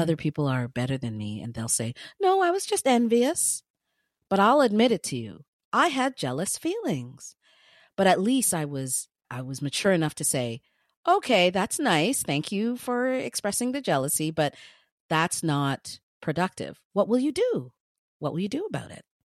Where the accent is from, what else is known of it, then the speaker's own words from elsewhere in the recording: Ghana; I am Ghanaian with Ghanaian parents. I was born in Ghana